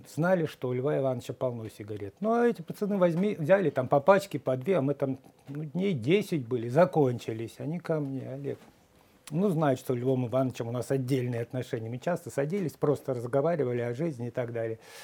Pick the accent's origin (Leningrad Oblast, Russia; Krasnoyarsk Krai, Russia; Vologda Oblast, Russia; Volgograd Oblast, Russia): Krasnoyarsk Krai, Russia; Krasnoyarsk; moved away as an adult; я из Красноярска, я Сибирь